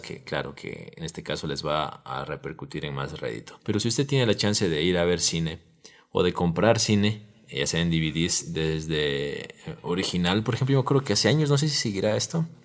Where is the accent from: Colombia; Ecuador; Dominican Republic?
Ecuador; así hablamos los ecuatorianos